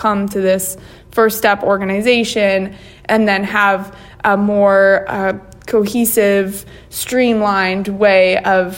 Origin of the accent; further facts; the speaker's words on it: near Fargo, North Dakota, United States; now in Kentucky, United States; I grew up near Fargo, North Dakota